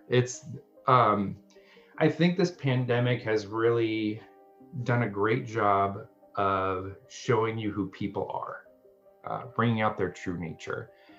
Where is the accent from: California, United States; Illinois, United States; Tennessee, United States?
Illinois, United States; Central; I'm very Caucasian and I'm from here. So I grew up here in the Central Illinois region.